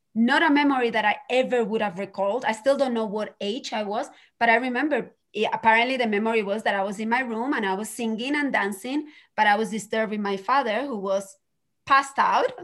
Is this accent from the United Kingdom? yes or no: no; Spain; moved away; growing up in Spain